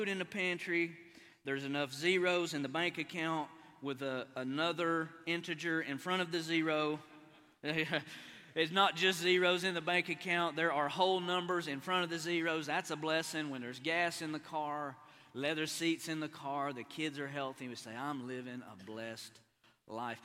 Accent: Appalachia, United States; moved away as an adult; now in Oklahoma, United States; I'm an East Coast boy. I'm an Appalachian boy

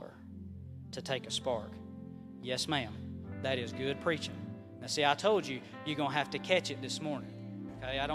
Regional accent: Southern Highlands, United States; I'm from the Southern Highlands

